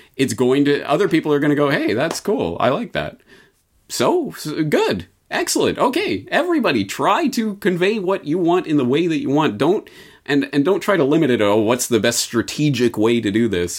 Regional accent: Canada; I'm Canadian

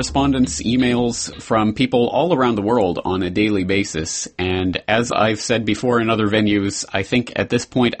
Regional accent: Canada; moved away as an adult; now in Japan; a Canadian living in Japan

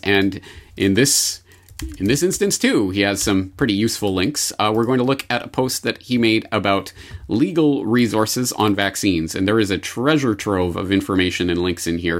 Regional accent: Canada; as a Canadian

